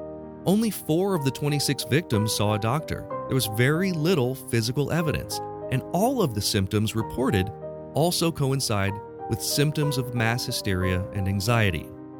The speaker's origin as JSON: {"language": "English", "town": "Urbana", "region": "Ohio", "country": "United States", "tie": "born or raised there", "moved": "yes", "said": "my hometown of Urbana, Ohio. That happened my last year living in Urbana."}